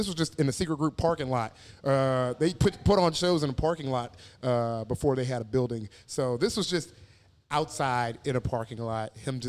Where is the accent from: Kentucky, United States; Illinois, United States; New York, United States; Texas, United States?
Texas, United States; Houston; moved away; also born or lived in Galveston, Texas; I was born in Galveston, but I lived most of my life in Houston for sure.